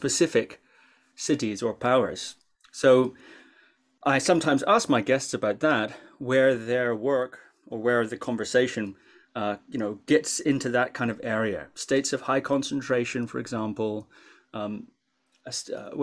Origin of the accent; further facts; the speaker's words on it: Shetland Islands, Scotland, United Kingdom; I grew up on the Shetland Islands